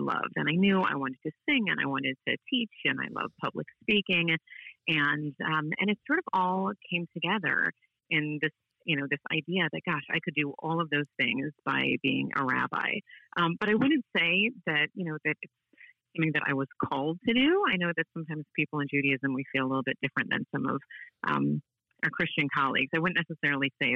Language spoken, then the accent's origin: English; St. Louis, Missouri, United States; folks from St. Louis, we know that we have our own sort of, you know, special way of doing things